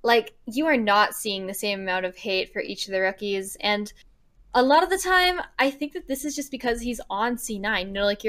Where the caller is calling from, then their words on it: Vancouver, British Columbia, Canada; Vancouver, Canada.